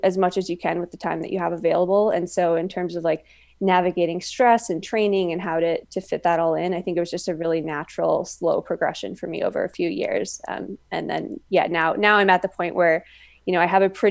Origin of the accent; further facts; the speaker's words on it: Midwest, United States; I grew up in the Midwest, so there's not really much for mountains